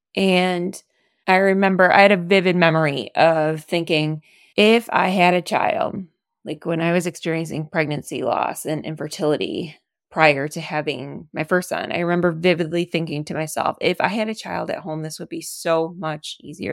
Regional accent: Detroit, Michigan, United States; moved away as an adult; now in Chicago, United States; We are from Michigan. Go Lions. And I'm from the Detroit area

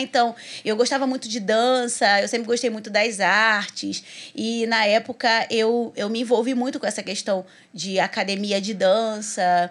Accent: Duque de Caxias, Rio de Janeiro, Brazil; eu sou de Duque de Caxias

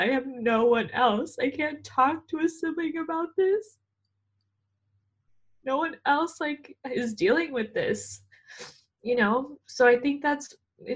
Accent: Southern Orange County, California, United States; moved away as an adult; now in Los Angeles, United States; I grew up in Southern Orange County.

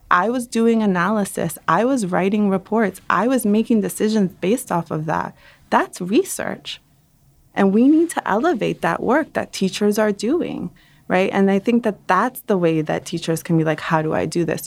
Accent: New York City, New York, United States; also born or lived in Dominican Republic; I'm a Dominican who emigrated from Dominican Republic, but I grew up in Brooklyn

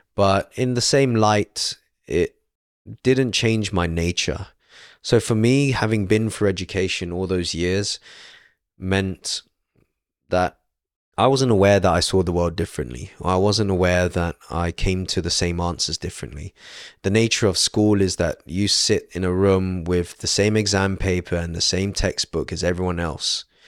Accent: London, United Kingdom; born and raised in London, uh, outskirts of London in Stanmore

